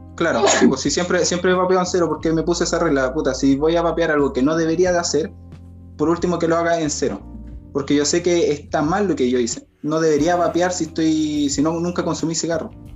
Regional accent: Talca, Maule, Chile; yo soy de Talca

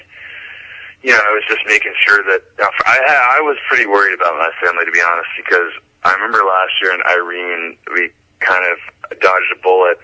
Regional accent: New York, United States; I definitely look at myself as a New Yorker, and I lived there in the summer, that's 3 or 4 summers

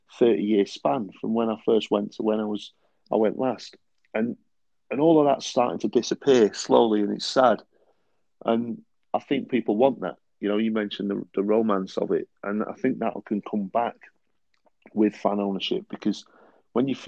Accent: Bury, North West England, United Kingdom; moved away; Bury was my hometown club growing up

